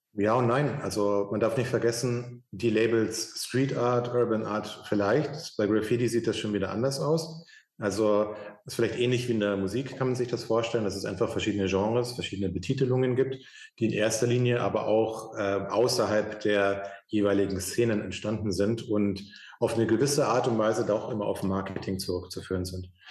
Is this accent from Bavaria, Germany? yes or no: yes; Munich, Bavaria, Germany; ich bin in München aufgewachsen